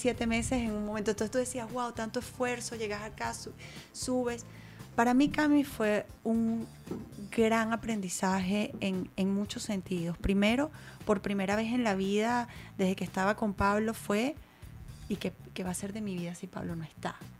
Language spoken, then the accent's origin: Spanish; Venezuela; moved away as an adult; now in United States